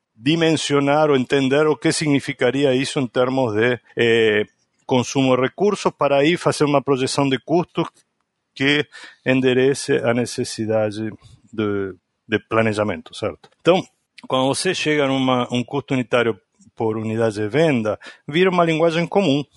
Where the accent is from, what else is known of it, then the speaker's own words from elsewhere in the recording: Argentina; Portuguese is a second language; moved away as an adult; now in Brazil; sou argentino, mas eu já quase moro mais, há mais tempo no Brasil do que o tempo que eu morei na Argentina.